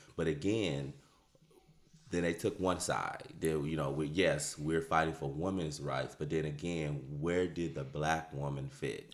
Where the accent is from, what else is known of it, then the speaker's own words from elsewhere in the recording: Detroit, Michigan, United States; now in Austin, United States; born and raised in Detroit, Michigan